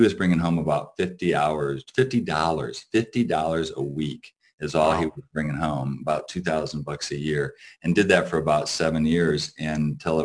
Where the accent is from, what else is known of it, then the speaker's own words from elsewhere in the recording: Battle Creek, Michigan, United States; I grew up in Michigan, so Battle Creek, which is the cereal capital of the world